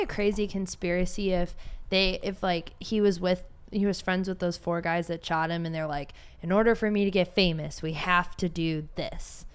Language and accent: English; Cleveland, Ohio, United States; now in Austin, United States; I'm from Cleveland